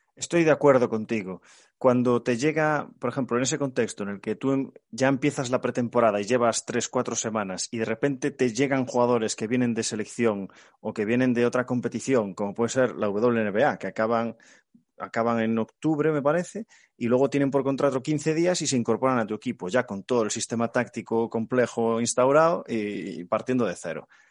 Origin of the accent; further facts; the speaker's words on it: Galicia, Spain; como buen gallego